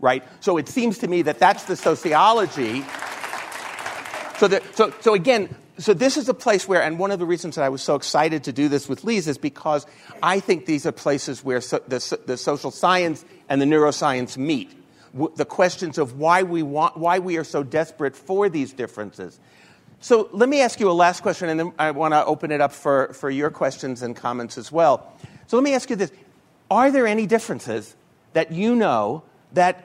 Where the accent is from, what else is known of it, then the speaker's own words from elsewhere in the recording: New York, United States; I'm from New York